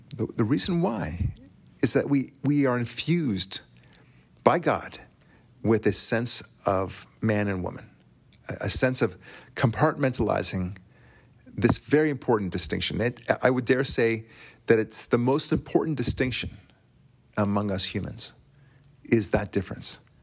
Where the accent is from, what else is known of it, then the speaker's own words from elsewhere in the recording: Israel; accent: thick Israeli; moved away; I'm Israeli, as you know. You could probably tell by my thick accent